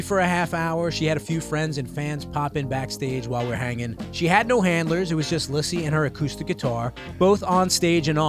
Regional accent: New York City, New York, United States; I'm from New York City.

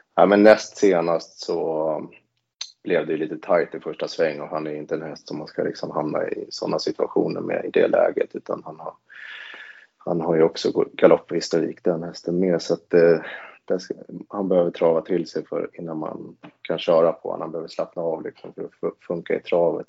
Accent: Stockholm, Stockholm County, Sweden; moved away; jag kommer från Stockholm från början

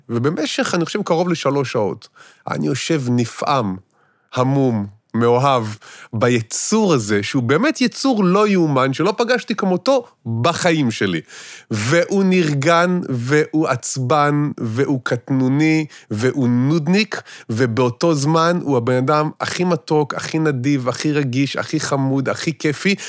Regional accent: Israel; חונכתי וגדלתי במשפחה כפרית מושבניקית כזאת

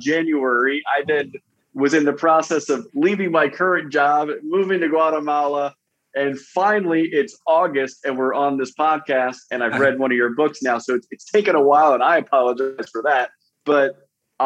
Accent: Florida, United States; I'm from Florida, and we have had our series of hurricanes over the years

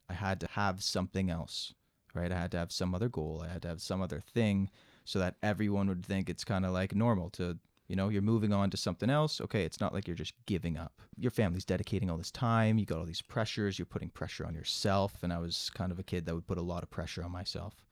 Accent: Mississauga, Ontario, Canada; born and raised in Mississauga

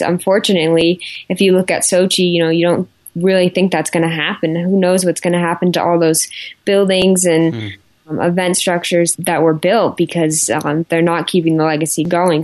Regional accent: Park City, Utah, United States; also born or lived in Salt Lake City, Utah; I was born and raised in Park City. I was born in Salt Lake, but lived in Park City my whole life.

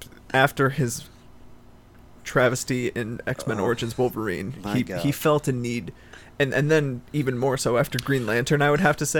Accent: Canada; I'm Canadian. I'm a Deadpool fan.

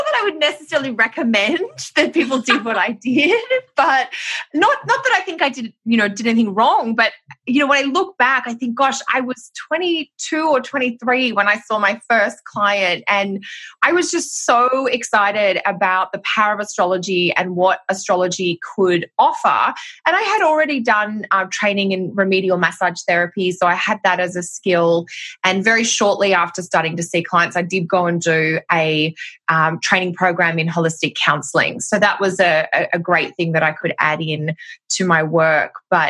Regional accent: Australia; moved away as an adult; now in Canada; Gosh, well, I'm Australian, which will be obvious by my accent, although I have lived in Canada now for 10 years.

